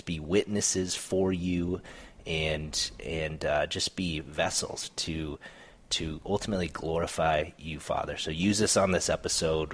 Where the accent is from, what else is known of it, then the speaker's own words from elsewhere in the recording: South Dakota, United States; moved away; I grew up in South Dakota